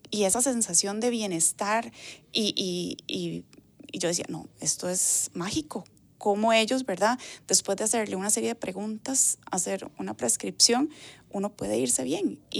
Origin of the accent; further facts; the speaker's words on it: Higuito de Desamparados, San José, Costa Rica; pasaron a Higuito de Desamparados y ahí fue donde yo estuve viviendo, digamos, la primera infancia.